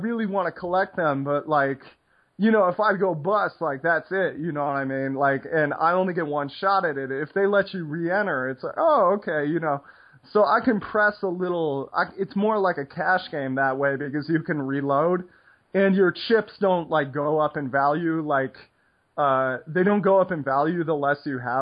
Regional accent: United States

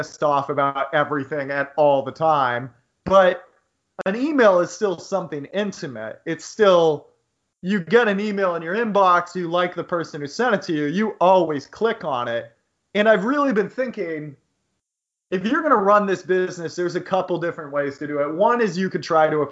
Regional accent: United States; Growing up in the United States

